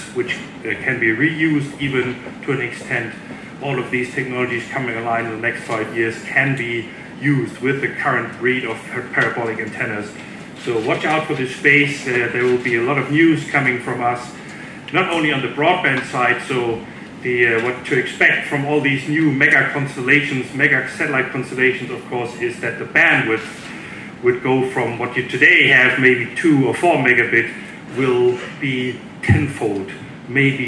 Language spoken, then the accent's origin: English; Denmark; I'm hailing from Denmark.